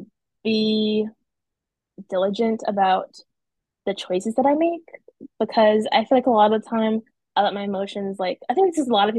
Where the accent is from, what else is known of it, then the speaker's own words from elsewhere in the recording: North Carolina, United States; I'm from North Carolina. I've been here my whole life.